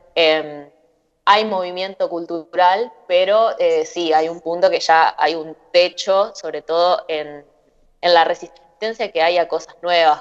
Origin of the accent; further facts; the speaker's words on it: Concepción del Uruguay, Entre Ríos, Argentina; now in Buenos Aires, Argentina; crecí en, en Concepción del Uruguay